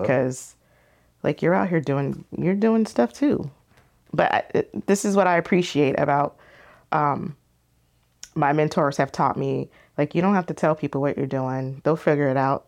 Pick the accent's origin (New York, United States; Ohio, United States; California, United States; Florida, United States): California, United States; Temecula; also born or lived in Philadelphia, Pennsylvania; I was growing up in Temecula